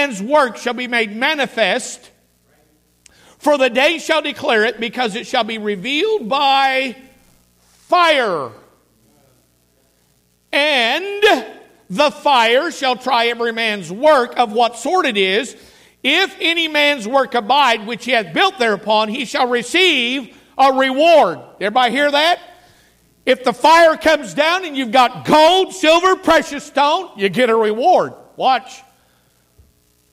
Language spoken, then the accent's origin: English; Laclede County, Missouri, United States; I grew up in Laclede County, Missouri